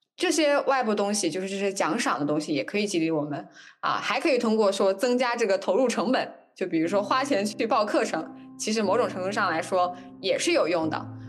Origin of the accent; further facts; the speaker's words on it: China; 我们中国人